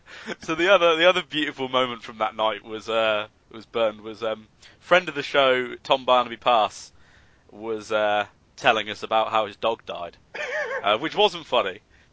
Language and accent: English; Brigstock, East Midlands, United Kingdom; I'm from Brigstock